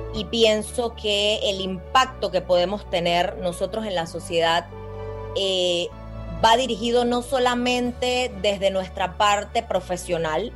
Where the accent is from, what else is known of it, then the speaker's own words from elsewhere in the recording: Panama; nosotros como panameños